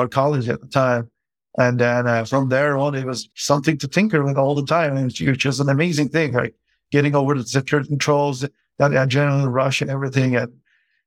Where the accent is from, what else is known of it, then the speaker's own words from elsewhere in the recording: Turkey; moved away; I grew up in Turkey, which is a developing country